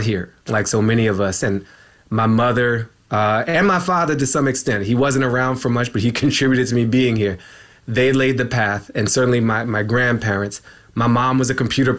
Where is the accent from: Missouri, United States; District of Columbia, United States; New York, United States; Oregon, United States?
District of Columbia, United States; Washington; I was born in George Washington University Hospital